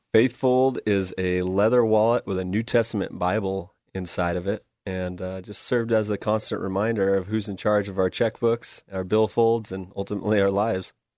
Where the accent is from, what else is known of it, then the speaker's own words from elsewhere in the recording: West Linn, Oregon, United States; Grew up here, uh, went to Westland, uh, went to Westland High School